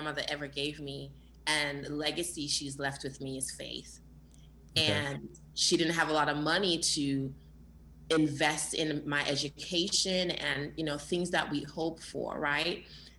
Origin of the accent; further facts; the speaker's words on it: New York, United States; also born or lived in Jamaica; I was born in Jamaica and I came here when I was 10 years old. I was raised in the Bronx, the Boogie Down Bronx in New York.